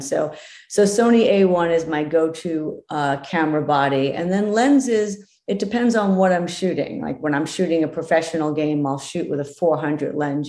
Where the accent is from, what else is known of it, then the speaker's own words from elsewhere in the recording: East Coast, United States; now in West Coast, United States; I'm from the East Coast